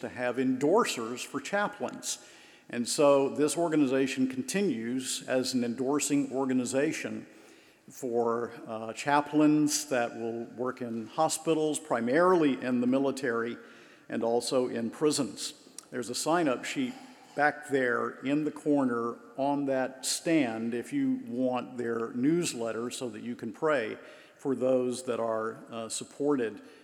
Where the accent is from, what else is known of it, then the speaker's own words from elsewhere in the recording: Macon, Georgia, United States; Macon, Georgia, my hometown